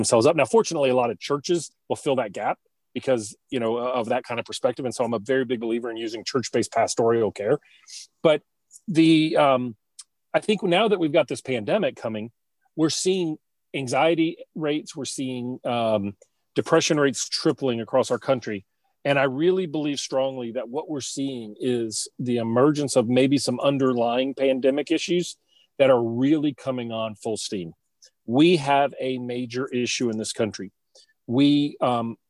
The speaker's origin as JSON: {"language": "English", "town": "Baton Rouge", "region": "Louisiana", "country": "United States", "tie": "born or raised there", "said": "I went to an all-boys Catholic school in Baton Rouge"}